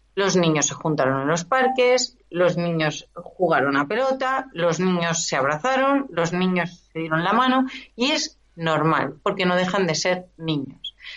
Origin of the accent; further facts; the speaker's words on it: Esplugues de Llobregat, Catalonia, Spain; la gran mayoría de mi vida la he pasado en Esplugas y yo nací en Esplugas